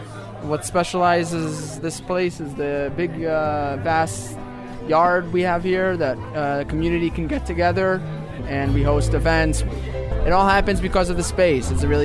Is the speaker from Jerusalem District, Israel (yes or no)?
yes; Jerusalem, Jerusalem District, Israel; I'm from Jerusalem. I grew up here around the neighborhood.